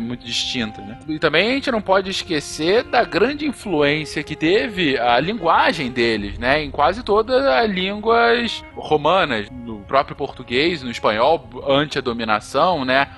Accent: Brazil; a gente, né, como brasileiro

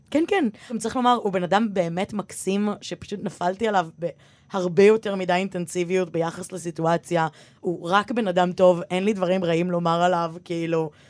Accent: Givatayim, Tel Aviv District, Israel; ואני גדלתי בגבעתיים

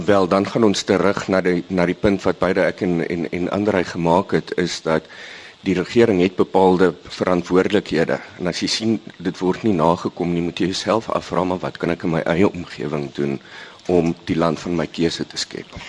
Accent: South Africa; ons as Suid-Afrikaners

